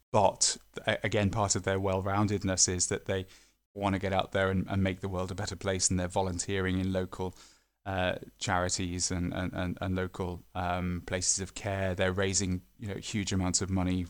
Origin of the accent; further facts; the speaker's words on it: the Northwest, North West England, United Kingdom; I'm from the Northwest